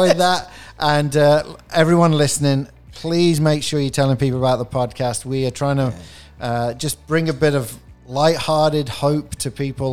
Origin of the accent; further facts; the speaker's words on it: England, United Kingdom; moved away; I'm from England